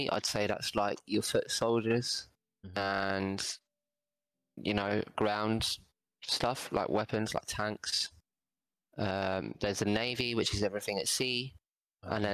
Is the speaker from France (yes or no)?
no; United Kingdom; Like, I'm from the UK.